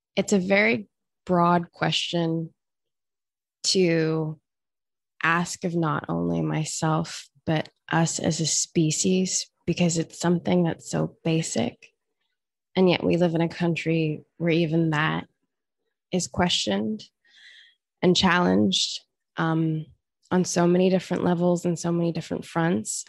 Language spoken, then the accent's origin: English; Australia; I grew up in Australia